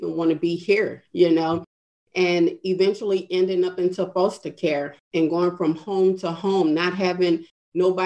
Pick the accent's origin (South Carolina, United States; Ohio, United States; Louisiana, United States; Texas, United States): Louisiana, United States; New Orleans; moved away as an adult; I came from New Orleans, Louisiana, shortly after Hurricane Katrina, being trapped in the city for 3 days